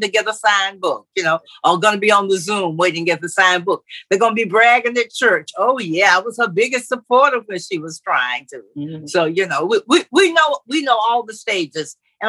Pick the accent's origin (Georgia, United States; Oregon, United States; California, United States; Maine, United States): Georgia, United States; Middle; now in St. Simons Island, United States; I'm from Middle Georgia